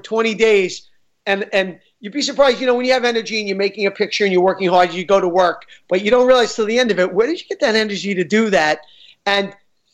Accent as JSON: {"language": "English", "town": "New York City", "region": "New York", "country": "United States", "said": "I'm from Queens."}